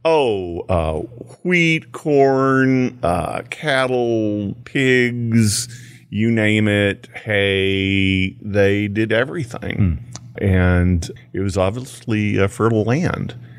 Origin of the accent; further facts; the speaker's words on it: Houston, Texas, United States; I grew up in Houston near Poor Farm Ditch